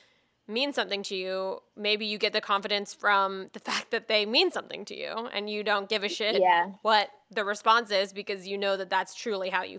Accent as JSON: {"language": "English", "region": "the South", "country": "United States", "tie": "born or raised there", "said": "we grew up in the South"}